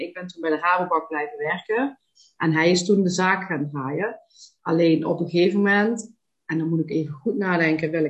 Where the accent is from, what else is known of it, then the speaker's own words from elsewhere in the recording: Panningen, Limburg, Netherlands; ik ben geboren en getogen in Panningen, dat is Noord-Limburg, daar woon ik nog altijd. Ik woon daar samen met eh, mijn partner Maurice.